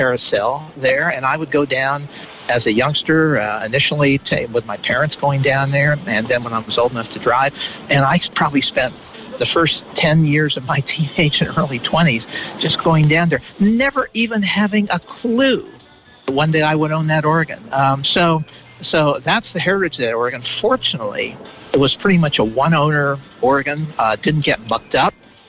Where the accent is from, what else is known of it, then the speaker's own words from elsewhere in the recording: Southern California, United States; about 50, 60 years ago as a youngster growing up in Southern California.